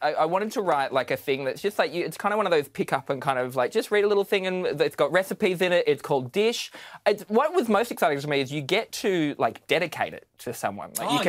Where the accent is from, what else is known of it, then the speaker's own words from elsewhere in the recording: Newcastle, New South Wales, Australia; I grew up in Newcastle